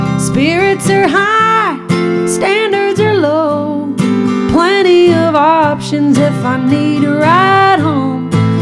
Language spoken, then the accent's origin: English; Nashville, Tennessee, United States; I loved growing up in Nashville.